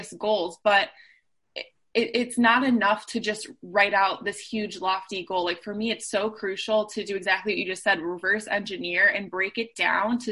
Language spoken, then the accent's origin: English; Cleveland, Ohio, United States; moved away as an adult; now in Chicago, United States; I grew up in Cleveland, Ohio and moved to Chicago for school